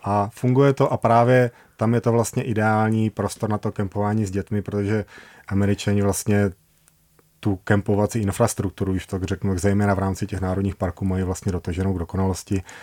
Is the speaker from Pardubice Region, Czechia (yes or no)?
no; Brno, South Moravian Region, Czechia; also born or lived in Prague; my pocházíme z Brna, my jsme vyrostli v Brně